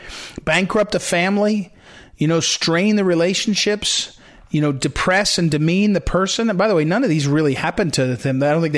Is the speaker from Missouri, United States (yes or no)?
yes; Missouri, United States; my home state of Missouri.